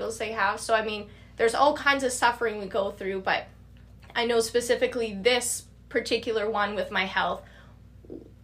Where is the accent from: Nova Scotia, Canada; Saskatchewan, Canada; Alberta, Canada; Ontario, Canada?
Saskatchewan, Canada; Regina; I'm from Regina, born and raised there